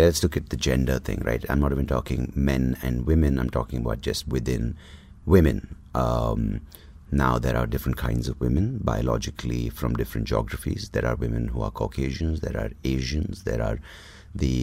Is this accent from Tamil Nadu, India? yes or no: no; Bangalore, Karnataka, India; also born or lived in Mangalore; I'm from South Canada, I'm Bangalorean. So Bangalore, Mangalore Brahmin